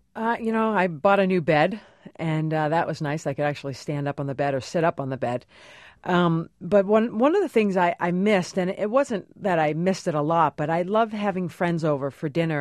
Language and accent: English; Cape Cod, Massachusetts, United States; moved away; also born or lived in New York; I grew up on Cape Cod in Massachusetts